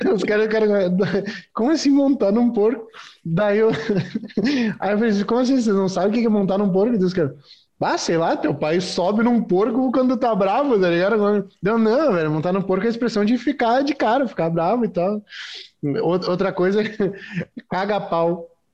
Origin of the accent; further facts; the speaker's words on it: Rio Grande do Sul, Brazil; accent: gaúcho; o nosso dialeto aqui era diferente